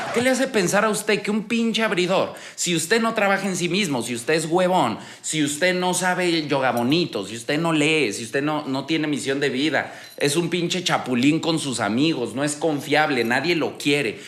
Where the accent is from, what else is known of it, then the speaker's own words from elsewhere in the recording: Aguascalientes, Mexico; Yo me acuerdo cuando era niño en Aguascalientes